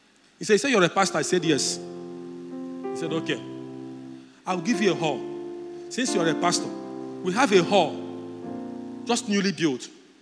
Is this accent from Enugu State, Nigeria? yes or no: yes; Udi, Mmokwe, Enugu State, Nigeria; I'm from Udi local government. He said, do you know where in Udi? I told him, I'm Mokwe